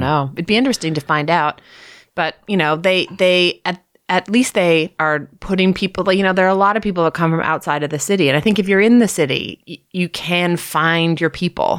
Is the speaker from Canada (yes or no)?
yes; Toronto, Ontario, Canada; also born or lived in Ottawa / Rothesay, New Brunswick; I grew up in Toronto, north of Toronto, in North York.